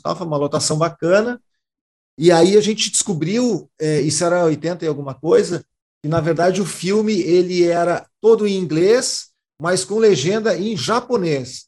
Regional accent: Montenegro, Rio Grande do Sul, Brazil; moved away; quando eu era moleque, em Montenegro, onde eu nasci, onde a minha família mora, e, e eu morava

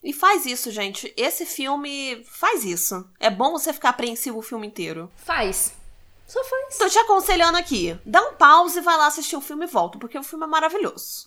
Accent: Baixada Fluminense, Rio de Janeiro, Brazil; eu sou da Baixada Fluminense

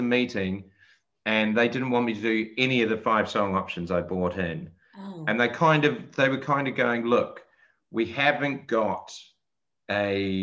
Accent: Christchurch, Canterbury, New Zealand; moved away; I'm from Christchurch

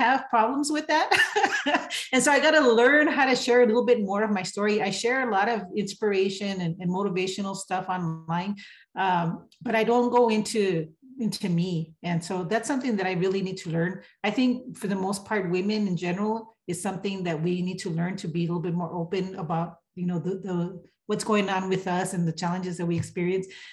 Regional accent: El Paso, Texas, United States; also born or lived in California; I am from El Paso, Texas, El Chuco. I was born in California, but I live in Texas.

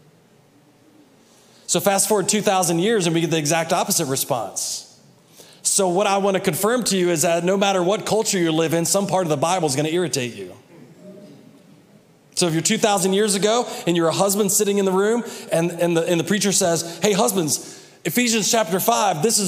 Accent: United States; we were raised in the United States

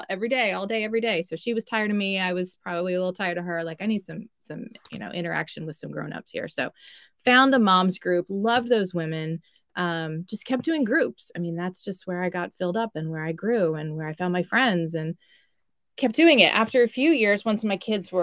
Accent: Dallas, Texas, United States; moved away as an adult; now in New Jersey, United States; me being a Texan born and raised in Dallas.

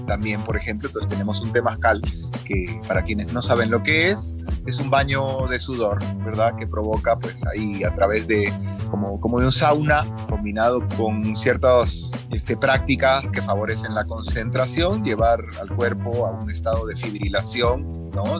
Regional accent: Peru; now in Guatemala; yo soy peruano de nacimiento, una persona muy respetuosa de nuestras culturas ancestrales de toda la vida

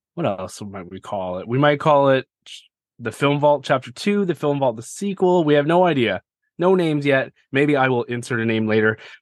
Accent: Canada; I'm Canadian

